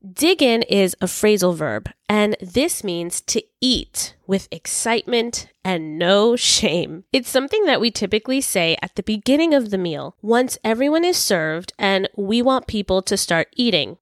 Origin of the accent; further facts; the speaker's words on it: New York City, New York, United States; I was born and raised in New York City, Brooklyn specifically